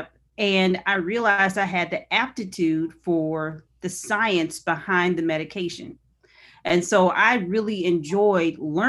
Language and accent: English; Raytown, Missouri, United States; also born or lived in Lee's Summit, Missouri; Originally, Raytown, Missouri.